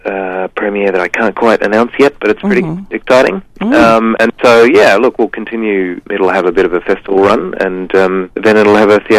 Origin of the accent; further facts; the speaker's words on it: Tasmania, Australia; moved away; also born or lived in Launceston, Tasmania; So I'm from Tassie originally.